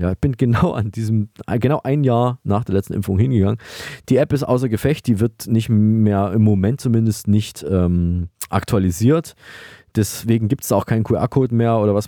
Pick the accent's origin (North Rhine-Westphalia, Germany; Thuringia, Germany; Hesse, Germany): Thuringia, Germany; wir kommen ja beide aus Thüringen